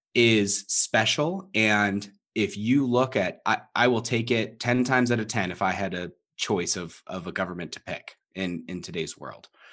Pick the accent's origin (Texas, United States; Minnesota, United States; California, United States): California, United States; Southern; moved away; I was born thirty minutes from the Mexican border